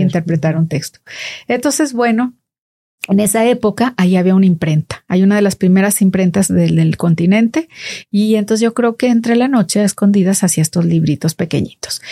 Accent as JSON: {"language": "Spanish", "town": "Monterrey", "region": "Nuevo León", "country": "Mexico", "said": "como somos los regios, a los regiomontanos"}